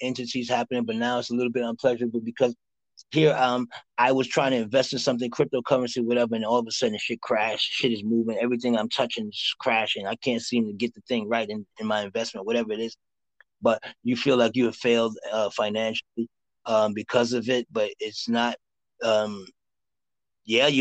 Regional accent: New York City, New York, United States; I'm from Harlem

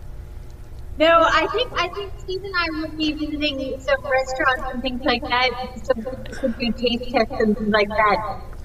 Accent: British Columbia, Canada; born and raised in British Columbia, so I'm on Vancouver Island.

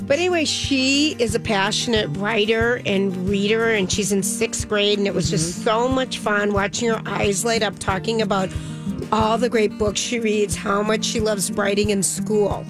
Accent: Minnesota, United States; We're from Minnesota

